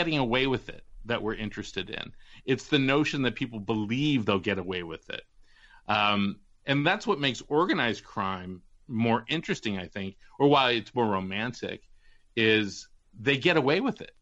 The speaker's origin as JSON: {"language": "English", "town": "Walnut Creek", "region": "California", "country": "United States", "tie": "born or raised there", "moved": "yes", "said": "two girls on my block in Walnut Creek"}